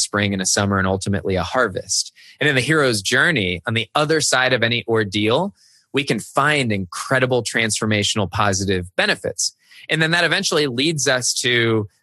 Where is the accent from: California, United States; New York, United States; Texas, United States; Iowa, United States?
California, United States; San Jose; moved away; I grew up in San Jose, California, where there were no seasons.